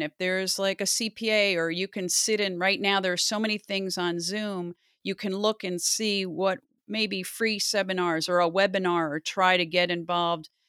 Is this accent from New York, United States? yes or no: yes; Loudonville, New York, United States; I grew up outside of Albany in a little town called Loudonville